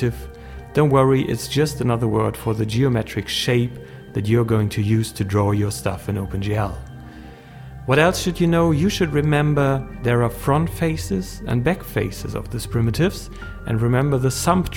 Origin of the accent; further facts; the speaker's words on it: Germany; English is a second language; I'm a German guy, so English is my native language